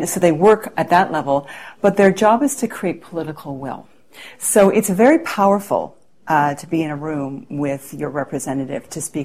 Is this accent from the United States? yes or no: no; Canada; I was asked as a Canadian